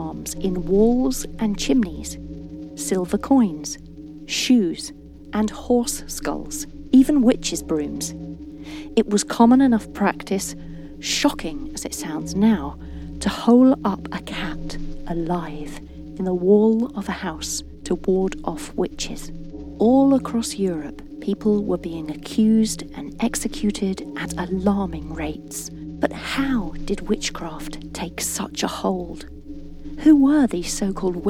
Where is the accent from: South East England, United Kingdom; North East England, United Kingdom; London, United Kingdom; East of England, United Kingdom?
East of England, United Kingdom; East Anglia; I was born in East Anglia and grew up here, nurtured by its woods, golden cornfields and sparkling